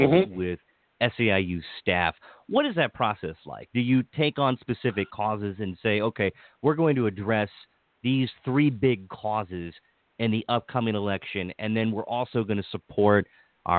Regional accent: Washington County, Maryland, United States; also born or lived in Montgomery County, Maryland; where I grew up in Washington County

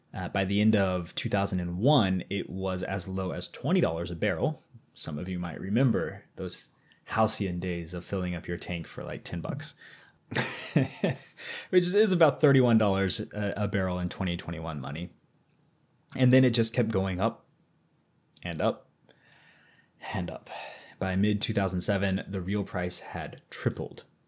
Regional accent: Missouri, United States; we're both from Missouri

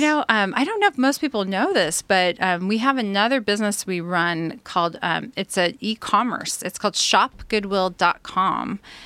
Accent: Santa Maria, California, United States; also born or lived in Orange County, California; I was actually born and raised in Santa Maria, California

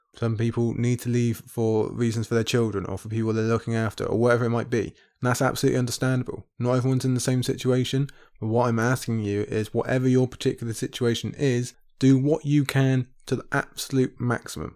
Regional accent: United Kingdom; my home country over here in the U K

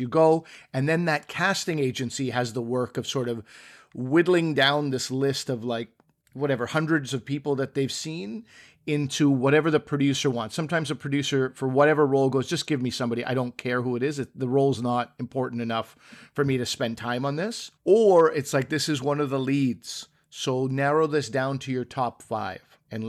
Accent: Pakistan; I was like, oh, Pakistani. Yes, I am Pakistani.

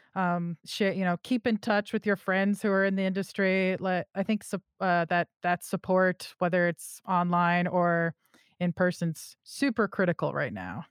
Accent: California, United States; I'm also from California

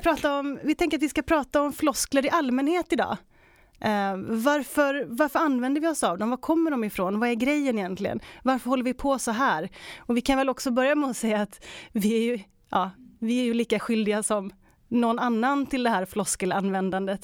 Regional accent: Västergötland, Västra Götaland, Sweden; som västgöte

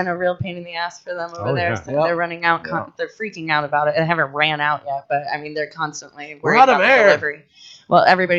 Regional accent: Florida, United States; I'm from Florida.

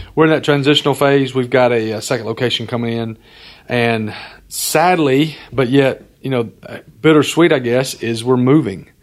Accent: Alabama, United States; moved away as an adult; also born or lived in North Carolina; now in Tennessee, United States; I grew up in Alabama.

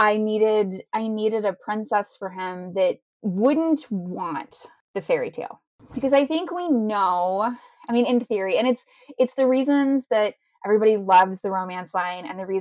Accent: Texas, United States; now in Ohio, United States; I was born and raised in Texas

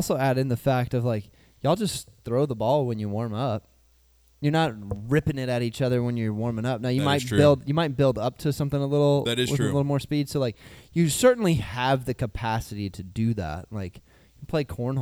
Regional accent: Northern Ohio, United States; I grew up in Northern Ohio

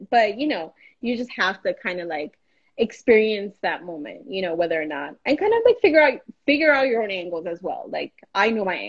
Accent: Miami, Florida, United States; accent: Miami; my Miami accent

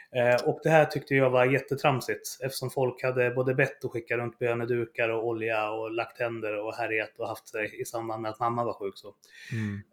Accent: Fagersta, Västmanland, Sweden; jag kommer från Fagersta från början som en liten bruksort

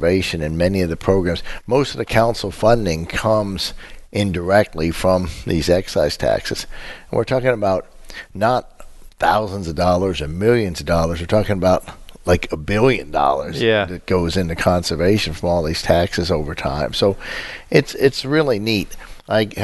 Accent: United States; as an American

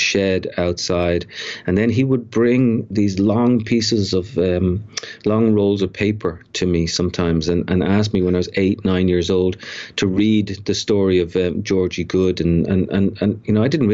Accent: Dublin, Leinster, Ireland; now in New York, United States; I grew up in Dublin.

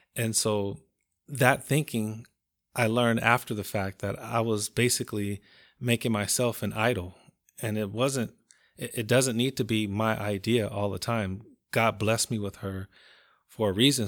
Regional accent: Compton, California, United States; I'm from Compton, California

